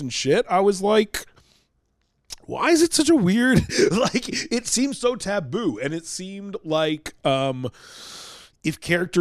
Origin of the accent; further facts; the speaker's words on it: Vancouver, British Columbia, Canada; I'm from Vancouver, British Columbia.